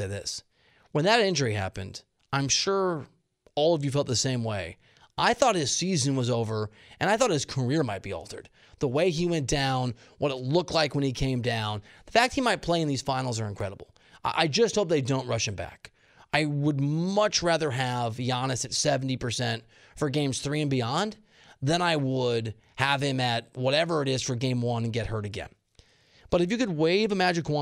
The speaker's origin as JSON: {"language": "English", "town": "Dubuque", "region": "Iowa", "country": "United States", "also_born_or_lived": "Kansas City / Columbia, Missouri / Arkansas", "moved": "yes", "said": "I'm from Dubuque, Iowa."}